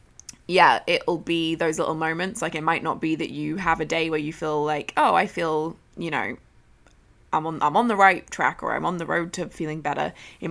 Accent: Australia; Wait, it says …, not …, because I'm Australian and don't say it in the cool Irish way.

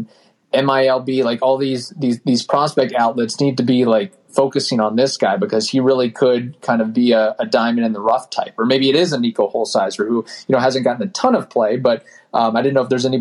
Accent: Southern Indiana, United States; I grew up in Southern Indiana

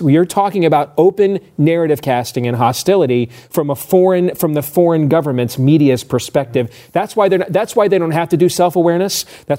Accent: Iowa, United States; my home state of Iowa

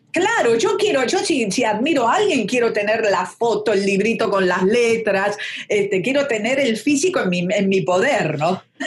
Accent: Argentina; also born or lived in Buenos Aires / Mexico

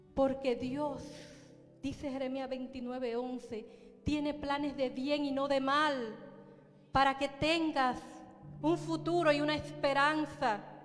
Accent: Baní, Peravia, Dominican Republic; en Baní, en la República Dominicana, un pueblecito llamado Baní, de donde yo soy

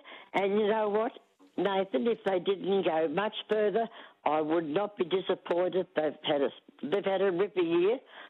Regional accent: Australia; But being an Aussie, I have to go for Kyrgios.

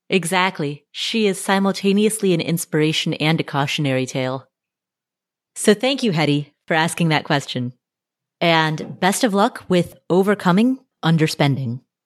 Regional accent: Cincinnati, Ohio, United States; I am also from Cincinnati

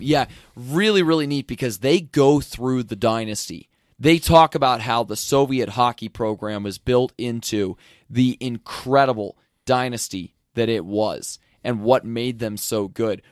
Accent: an hour west of Philadelphia, Pennsylvania, United States; I grew up an hour to the west, but I did live in Philadelphia, the city itself, for a year when I was in college

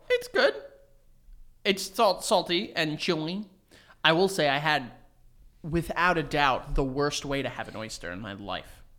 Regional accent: New York City, New York, United States; also born or lived in Milford, Connecticut; we're from New York. We're from Astoria, New York

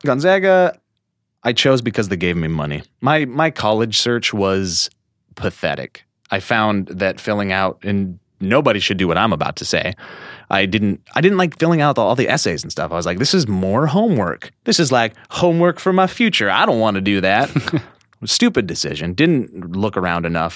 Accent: Columbia Falls, Montana, United States; also born or lived in Whitefish, Montana; I was born in Whitefish, Montana. but I grew up in Columbia Falls, Montana

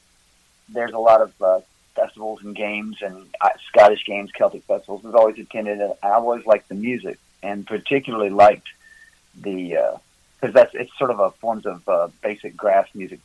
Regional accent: Tennessee, United States; now in Gatlinburg, United States; Originally, I'm from West Tennessee, down by Memphis.

